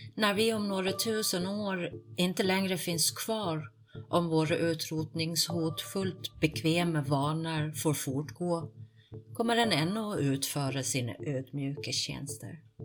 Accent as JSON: {"language": "Swedish", "region": "Gotland", "country": "Sweden", "tie": "born or raised there", "said": "jag är uppvuxen, född och uppvuxen på Gotland"}